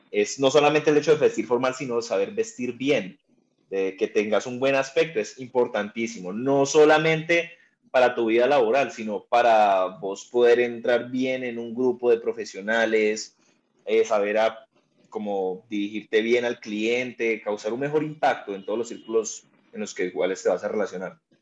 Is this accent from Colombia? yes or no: yes; Cali, Valle del Cauca, Colombia; soy de Cali